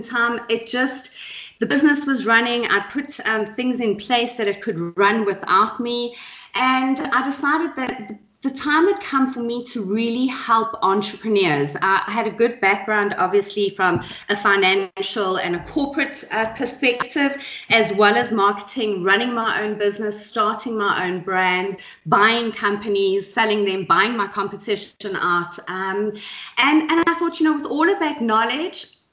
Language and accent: English; Johannesburg, Gauteng, South Africa; also born or lived in KwaZulu-Natal; I'm born and bred and very proudly South African. Jozi is my hometown, although I was born in KZN